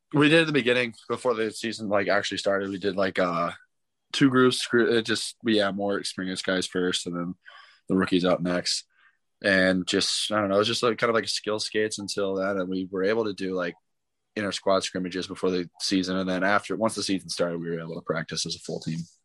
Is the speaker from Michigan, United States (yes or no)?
no; St. Louis, Missouri, United States; I'm from St. Louis, so I watched the Blues for a bit